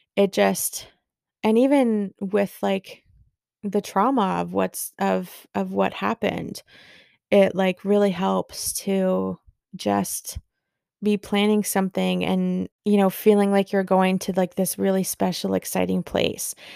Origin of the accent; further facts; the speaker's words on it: Barrie, Ontario, Canada; here in my hometown in Barrie